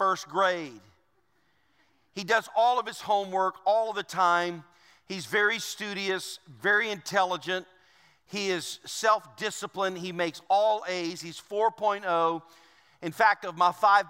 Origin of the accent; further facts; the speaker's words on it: Louisiana, United States; I'm from Louisiana. I know a lot of places. I've been there all my life